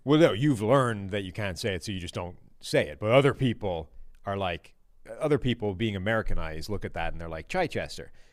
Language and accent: English; Ireland; I'm Irish